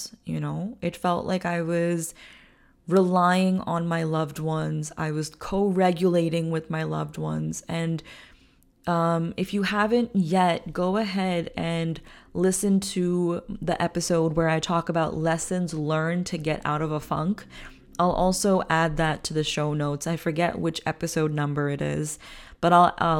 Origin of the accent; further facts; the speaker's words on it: India; I'm an Indian woman